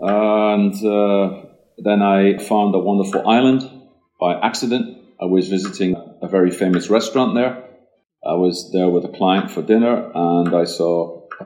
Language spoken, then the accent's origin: English; Scotland, United Kingdom; also born or lived in Switzerland / Dalian / Shanghai / Australia; now in Sweden; Well, I'm originally from Scotland, and uh, after many years of traveling around, I've settled down in Sweden since 1999.